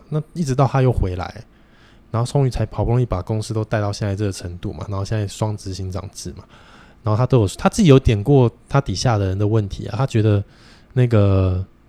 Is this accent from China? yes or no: no; Taiwan; also born or lived in Japan; 台湾人跟日本人两个民族性就， 就八竿子都打不着了